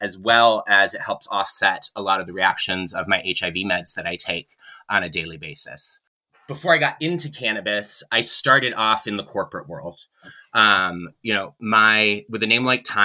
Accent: upstate New York, United States; moved away as an adult; also born or lived in Colorado / Massachusetts; my home state of upstate New York

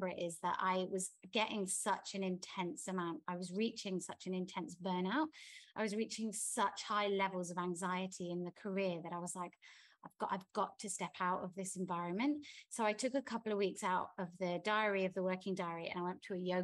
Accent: England, United Kingdom; now in Bali, Indonesia; I'm English.

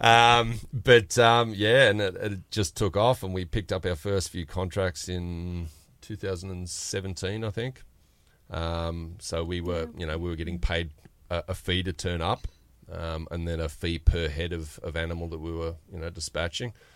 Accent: New South Wales, Australia; we're from a little town about four and a half hours north of Sydney

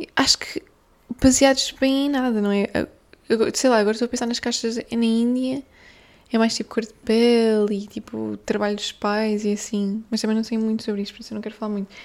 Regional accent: Guimarães, Norte, Portugal; eu sou de Guimarães, eu nasci e fui criada em Guimarães, que é a minha terra

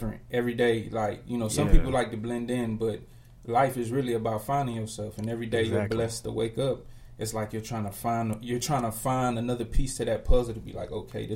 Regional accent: Miami, Florida, United States; born and raised in Miami 305, Dade

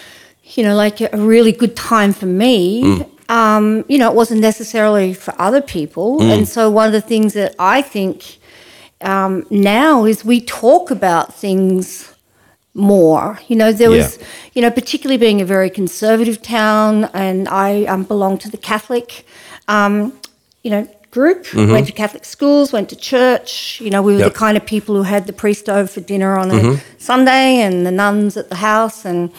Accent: Ouyen, Victoria, Australia; when I was growing up in Oyen, you know, I was called a tomboy

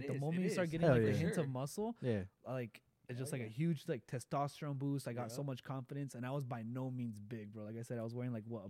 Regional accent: Mexico; We grew up really poor in Mexico.

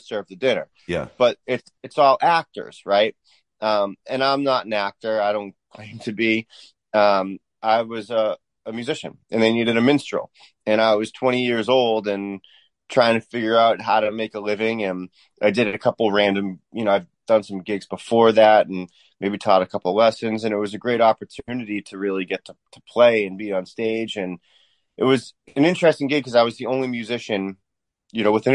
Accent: Weymouth, Massachusetts, United States; I grew up in Weymouth

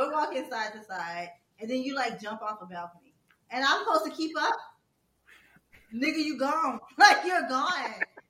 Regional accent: Louisiana, United States; And I'm from Louisiana, but I live in Georgia. And I honestly, whoever I hang with the most, I started talking like them, like without even realizing it.

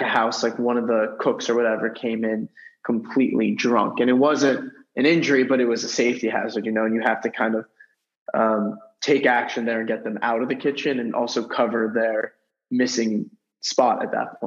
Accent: Westport, Connecticut, United States; I'm from Westport, Connecticut, so about an hour 15 right outside of New York City

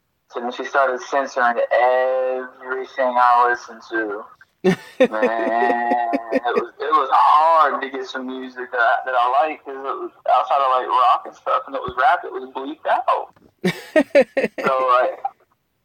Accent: Parkersburg, West Virginia, United States; also born or lived in Spartanburg, South Carolina; now in Anderson, United States; I was born in West Virginia, Parkersburg to be exact, but right now I'm in Anderson, South Carolina

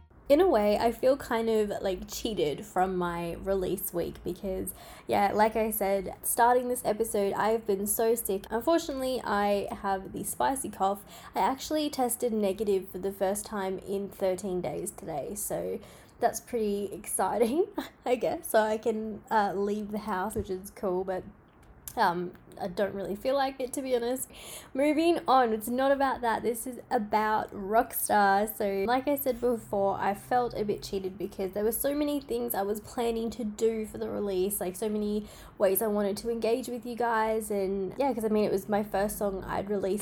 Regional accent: Australia; I'm from Australia

